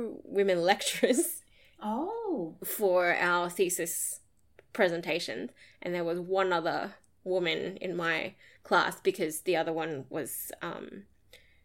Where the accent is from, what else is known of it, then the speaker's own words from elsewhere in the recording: Townsville, Queensland, Australia; I studied at James Cook University, which was in my hometown in Townsville